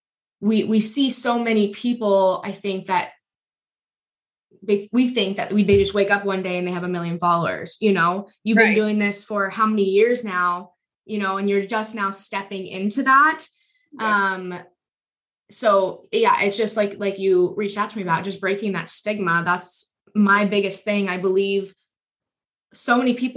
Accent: Auburn, Nebraska, United States; I'm from Auburn.

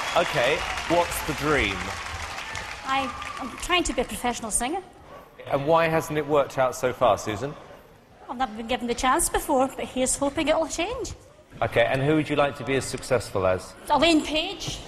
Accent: Blackburn, Scotland, United Kingdom; I am from Blackburn near Bathgate, West Lothian.

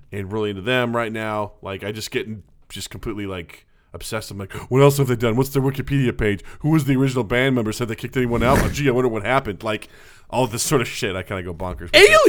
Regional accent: Kirksville, Missouri, United States; my hometown

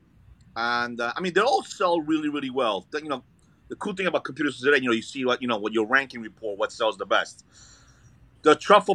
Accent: Brooklyn, New York, United States; also born or lived in Italy / Florence, Italy; now in Staten Island, United States; I was born in Italy, but I grew up in Brooklyn.

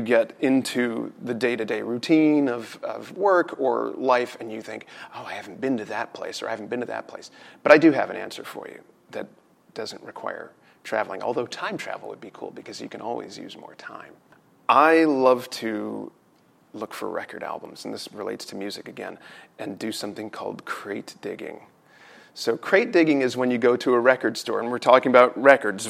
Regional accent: United States; both sides of the family have been here in the States for a minimum of 200 years

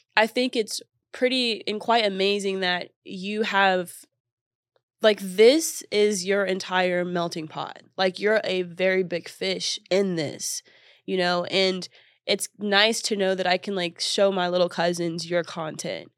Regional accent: Texas, United States; I'm from Texas

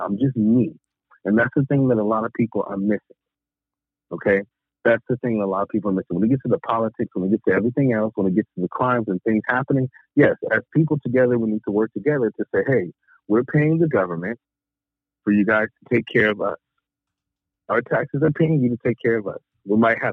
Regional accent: Long Beach, California, United States; now in the South, United States; I grew up in California, okay? Long Beach, preferably. Been there forever until I left, and now I'm in the South

